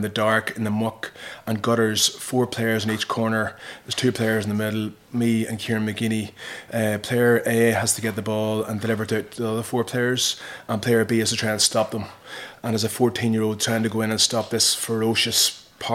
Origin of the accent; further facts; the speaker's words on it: Slieve Gullion, South Armagh, Northern Ireland, United Kingdom; I'm from Slievegullion in South Armagh. Grew up in the middle of the Troubles.